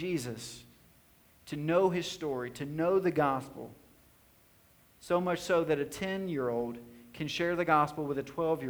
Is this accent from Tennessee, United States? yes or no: yes; White House, Tennessee, United States; also born or lived in Nashville, Tennessee; I was born in Nashville, Tennessee. For the first 7 years of my life, I was living in a small kind of neighborhood on the north side of Nashville. And then my family in 1994 moved to White House, Tennessee, a rural tobacco town.